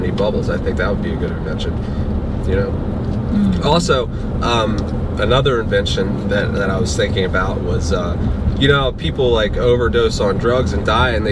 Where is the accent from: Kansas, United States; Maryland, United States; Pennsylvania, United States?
Maryland, United States; moved away as an adult; now in Naples, United States; I'm from Maryland originally